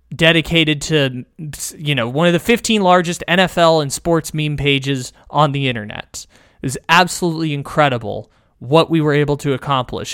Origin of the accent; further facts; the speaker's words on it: San Diego, California, United States; by the college campus where I grew up in San Diego